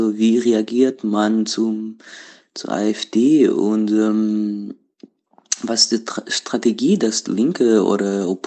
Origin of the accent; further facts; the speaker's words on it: Portugal; German is a second language; now in Berlin, Germany; Äh, ich komme ursprünglich aus Portugal, äh, aber wohne schon seit sieben Jahren in Berlin.